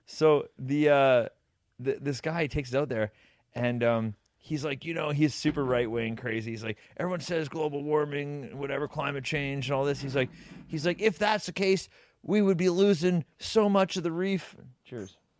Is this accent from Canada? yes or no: yes; Canada; We're from Canada.